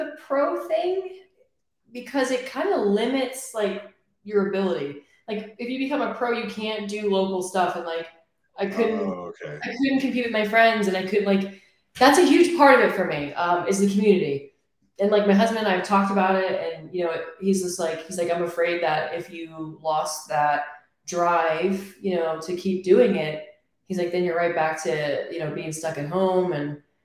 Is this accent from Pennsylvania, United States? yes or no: yes; Philadelphia, Pennsylvania, United States; moved away as an adult; I'm from Pennsylvania, Philadelphia, Northeast. I have lived there my entire life up until my daughter was two